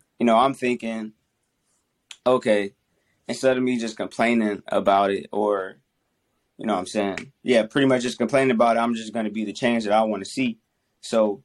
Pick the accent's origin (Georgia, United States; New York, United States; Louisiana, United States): Louisiana, United States; Covington; I'm from Covington, Louisiana